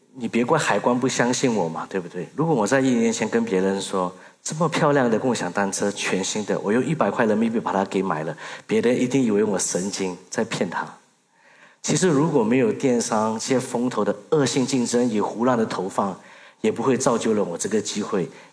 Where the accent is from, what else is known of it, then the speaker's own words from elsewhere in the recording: Singapore; Chinese is a second language; moved away as an adult; also born or lived in Mandalay, Myanmar; now in Myanmar; 在一九九四年，在我八岁的时候，我母亲决定把我送到新加坡留学。在二零零八年，我有幸毕业于新加坡的南洋理工大学的商学系